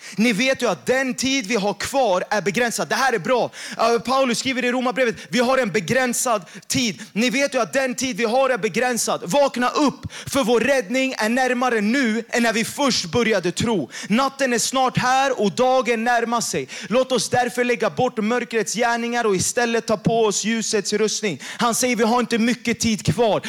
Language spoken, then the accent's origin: Swedish; Jakobsberg, Stockholm County, Sweden; jag har vuxit upp i Jakobsberg